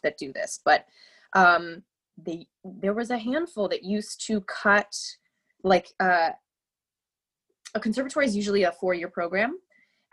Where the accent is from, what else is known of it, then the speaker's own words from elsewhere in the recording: Cincinnati, Ohio, United States; I grew up in Ohio, in Cincinnati, in a little neighborhood called Madisonville